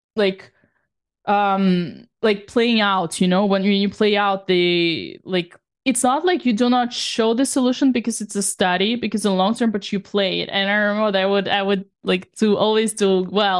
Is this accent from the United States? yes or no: no; Saint Petersburg, Russia; now in France; the kind of the same neighborhood where I come from